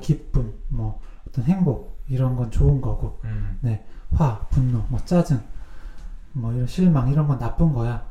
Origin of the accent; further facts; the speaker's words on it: Cheongju, North Chungcheong, South Korea; accent: Chungcheong dialect; moved away; 청주에서 학교 다녔잖아요